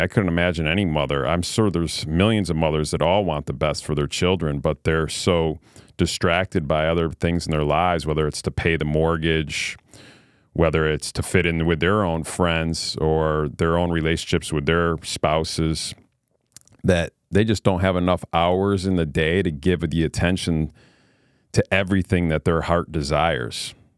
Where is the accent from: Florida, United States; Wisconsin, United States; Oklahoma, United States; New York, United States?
New York, United States; Queensbury; I grew up in a little town called Queensbury, New York. It's in upstate New York near uh, between Saratoga Springs and Lake George, New York